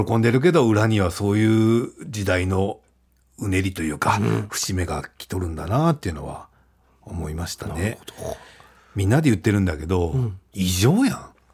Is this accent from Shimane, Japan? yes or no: no; Fukuoka, Japan; 福岡で生まれ育った、えー、中堅漫才師